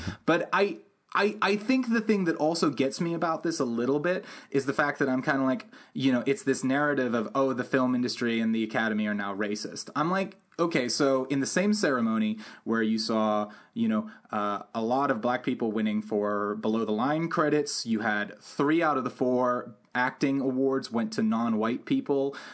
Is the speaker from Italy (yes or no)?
no; London, United Kingdom; when I grew up in London, I grew up around a lot of different ki-, types of kids